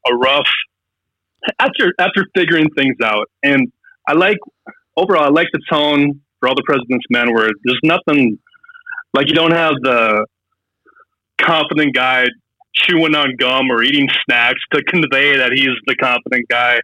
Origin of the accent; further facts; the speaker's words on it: Fargo, North Dakota, United States; moved away as an adult; also born or lived in Hollywood; I'm from Fargo